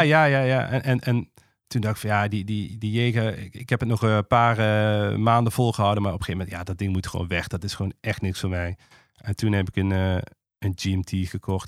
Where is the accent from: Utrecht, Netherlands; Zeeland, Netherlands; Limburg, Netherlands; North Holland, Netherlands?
Limburg, Netherlands; Maastricht; ik kom uit Maastricht. En eh, als je uit het zuiden komt, zijn twee dingen zeker. Ten eerste word je eh, katholiek opgevoed